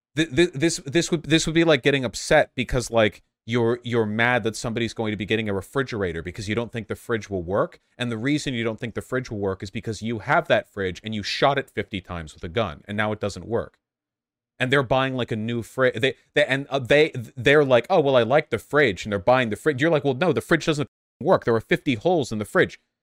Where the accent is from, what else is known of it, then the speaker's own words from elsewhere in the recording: Los Angeles, California, United States; I grew up in Los Angeles.